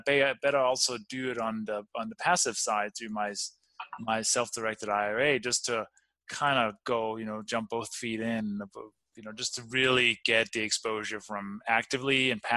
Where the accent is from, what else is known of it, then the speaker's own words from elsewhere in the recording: Denmark; English is a second language; moved away as an adult; also born or lived in Copenhagen, Denmark; now in Colorado, United States; I grew up in the farmland in the countryside